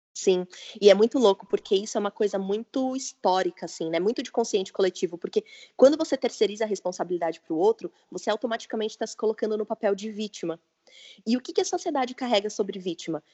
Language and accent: Portuguese; interior of São Paulo, Brazil; also born or lived in Vinhedo; Eu sou de São Paulo, do interior de São Paulo, na verdade, moro em Vinhedo.